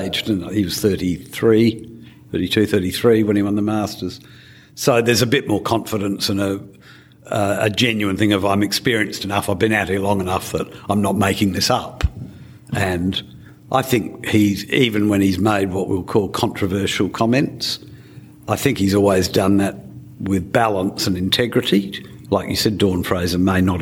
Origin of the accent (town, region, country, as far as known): Australia